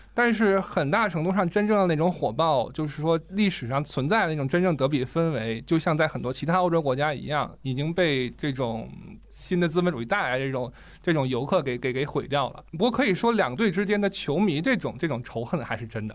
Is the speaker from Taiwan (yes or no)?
no; China